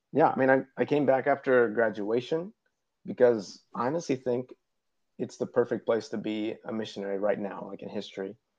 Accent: Ohio, United States; moved away as an adult; now in Uruguay; I'm originally from Ohio.

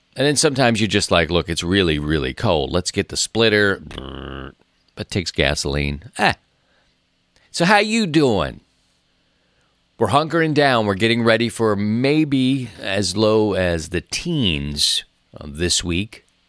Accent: Baltimore, Maryland, United States; moved away as an adult; also born or lived in Philadelphia; now in Missouri, United States; born and raised in Baltimore, and then up to Philadelphia, you know, for six years, and then out here in Missouri to the country

